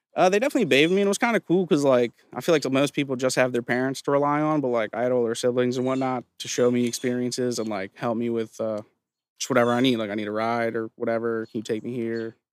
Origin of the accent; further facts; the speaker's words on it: Claymont, Delaware, United States; also born or lived in Visalia, California; I'm from Claymont. Grew up here. I was born in California, actually.